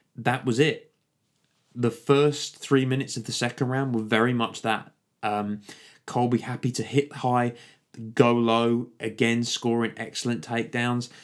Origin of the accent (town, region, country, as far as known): United Kingdom